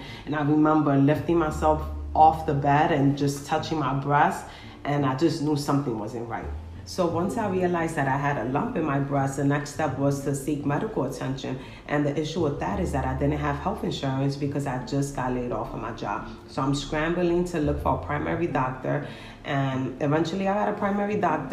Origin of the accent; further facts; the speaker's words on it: New York City, New York, United States; I am from the Bronx, New York.